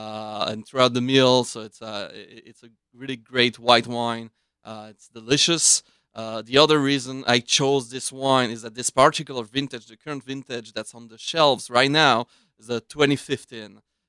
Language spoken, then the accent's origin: English; Switzerland; now in United States; I was born in Switzerland.